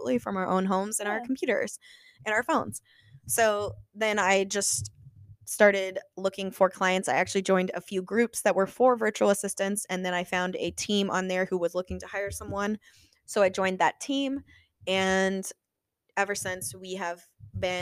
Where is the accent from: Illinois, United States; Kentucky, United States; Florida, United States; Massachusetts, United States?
Illinois, United States; moved away as an adult; now in Ohio, United States; I was originally from Illinois